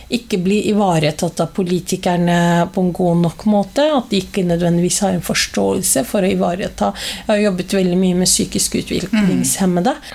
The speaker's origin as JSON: {"language": "Norwegian", "region": "Oslo", "country": "Norway", "said": "ei jente fra Stovner"}